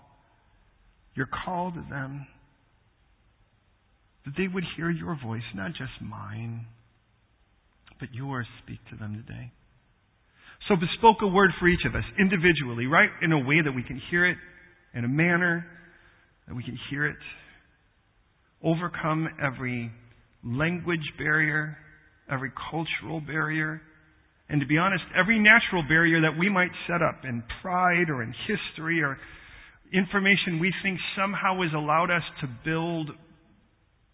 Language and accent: English; United States; we have certain things that we have in common being American